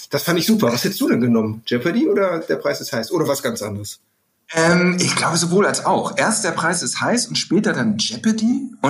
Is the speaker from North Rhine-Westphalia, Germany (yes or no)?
yes; North Rhine-Westphalia, Germany; ich komme jetzt aus dem Ruhrpott, das war ja durchaus etwas prolliger, hatte sowas. Deswegen bin ich damit groß geworden.